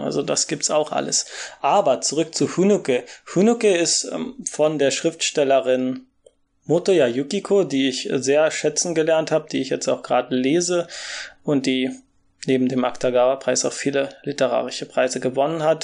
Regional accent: Germany; moved away as an adult; now in Japan

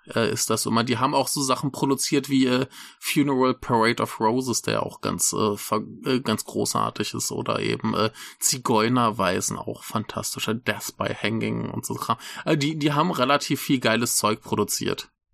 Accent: Germany; now in Rhine-Main area, Germany; das Dorf, wo ich herkomme, ist ja eigentlich auch äh, ein weiß nicht, vielleicht ein Fünftel Bauern und der Rest VW-Arbeiter

